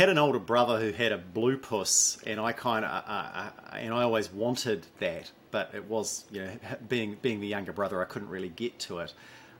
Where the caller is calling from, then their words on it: Tairua, Waikato, New Zealand; I'm joining you from Tairua on the east coast of the Coromandel Peninsula in New Zealand. That's about 2 hours from Auckland.